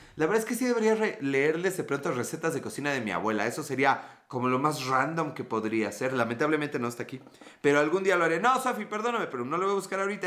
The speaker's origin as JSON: {"language": "Spanish", "country": "Mexico", "said": "nosotros, los mexicanos"}